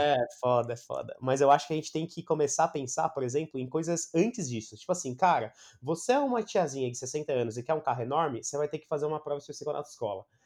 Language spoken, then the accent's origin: Portuguese; Brazil; quando eu era moleque, aqui no Brasil